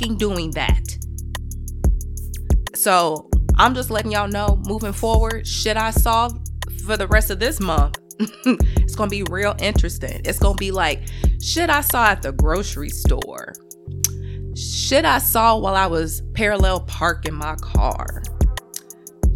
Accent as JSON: {"language": "English", "town": "Chicago", "region": "Illinois", "country": "United States", "said": "I'm a Midwesterner, because I'm from Chicago"}